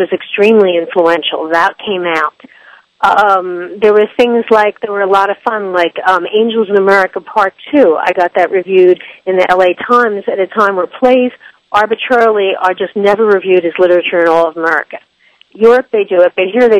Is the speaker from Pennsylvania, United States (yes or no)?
yes; Philadelphia, Pennsylvania, United States; moved away as an adult; also born or lived in San Francisco / Iowa; now in New York, United States; I'm originally from Philadelphia, a suburban area in Philadelphia. And I was raised and went to school there